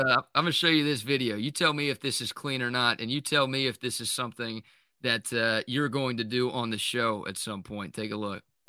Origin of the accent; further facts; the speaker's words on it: Dallas, Texas, United States; also born or lived in Austin; now in Houston, United States; where I grew up in Dallas